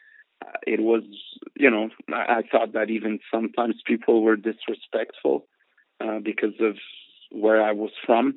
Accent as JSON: {"language": "English", "country": "Portugal", "tie": "born or raised there", "also_born_or_lived": "Montreal, Canada / South Africa / Mozambique", "moved": "yes", "lives_now": "Los Angeles, United States", "said": "I grew up in Portugal. But the truth is that I'm born in Montreal, Canada"}